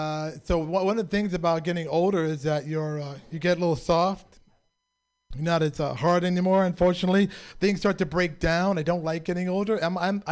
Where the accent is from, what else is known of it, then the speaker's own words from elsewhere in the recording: San Francisco, California, United States; born and raised in San Francisco.